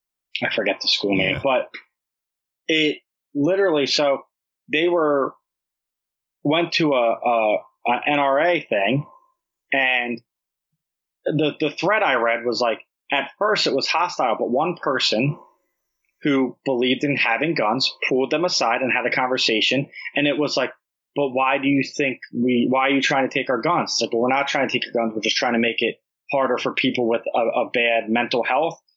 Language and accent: English; New Jersey, United States; I'm from Jersey. When you meet someone from Jersey, you talk really fast and with an accent.